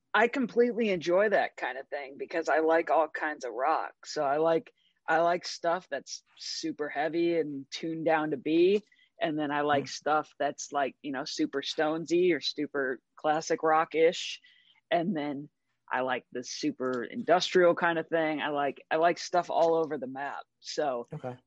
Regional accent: St. Louis, Missouri, United States; moved away; I'm from St. Louis, Missouri originally

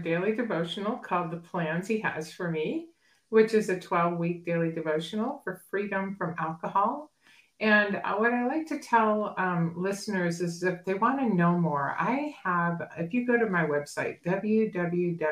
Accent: New Hampshire, United States; moved away as an adult; also born or lived in Massachusetts / Boston / San Diego, California; now in Arizona, United States; I grew up in New Hampshire and, kind of small town by the coastline.

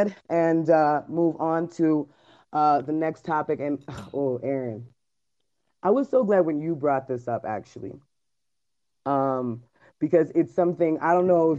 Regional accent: United States; this is where I'm from. I'm from America

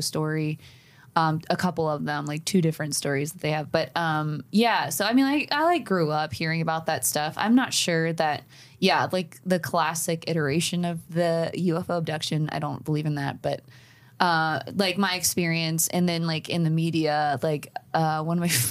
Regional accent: Appalachia, United States; I am an Appalachian

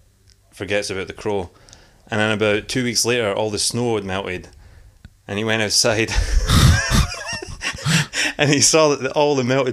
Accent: Philpstoun, Scotland, United Kingdom; moved away as an adult; now in Australia; from this little village in Scotland, it's called Phillipston. It's tiny. There's only about fucking 30 people. Oh, no, not 30. It's bigger than that. There's about 300 people.

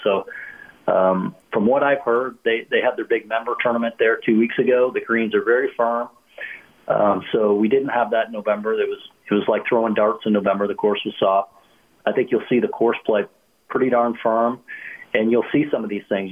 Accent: Canada; as a kid growing up in Canada

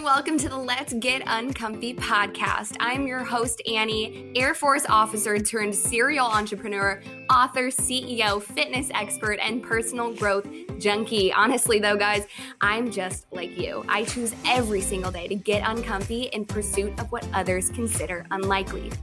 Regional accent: Chicago, Illinois, United States; I'm from Chicago

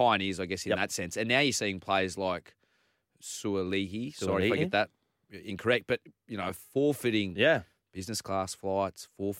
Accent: Malaysia; born there; I was born in Malaysia.

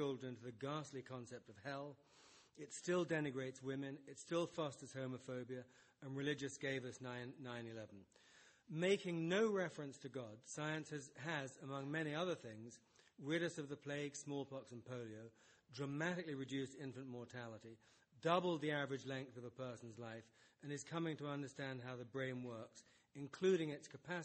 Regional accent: United States; I'm American.

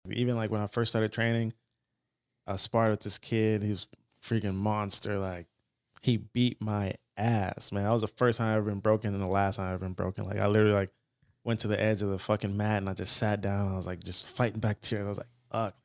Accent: Fontana, California, United States; also born or lived in Los Angeles / San Bernardino; I grew up in Fontana for the most part

